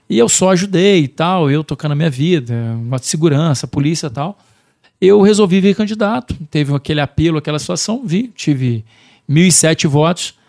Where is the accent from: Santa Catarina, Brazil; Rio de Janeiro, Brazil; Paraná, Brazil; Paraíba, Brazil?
Rio de Janeiro, Brazil; Barra do Piraí; also born or lived in Vargem Alegre; Sou nascido, sou nascido literalmente em Barra do Piraí mesmo